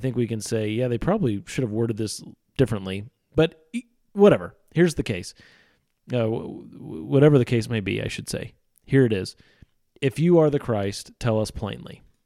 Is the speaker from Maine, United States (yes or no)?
no; Missouri, United States; Midwestern sensibility that I have. I'm from Missouri.